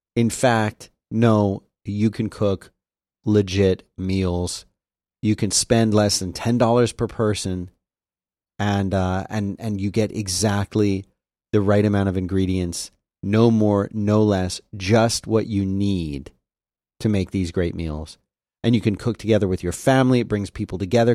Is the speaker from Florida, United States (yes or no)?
yes; South Florida, United States; growing up in South Florida and then going to college in Central Florida